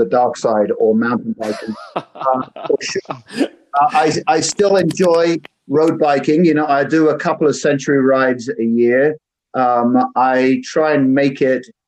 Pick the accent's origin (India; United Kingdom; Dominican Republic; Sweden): United Kingdom; moved away as an adult; now in United States; I'm also a Brit. I've lived over here in the US for 20 years at this point.